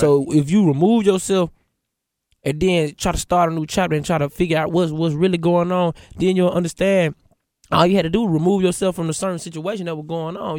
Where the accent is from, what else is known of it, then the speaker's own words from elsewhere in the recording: Atlanta, Georgia, United States; I'm from Atlanta, West Side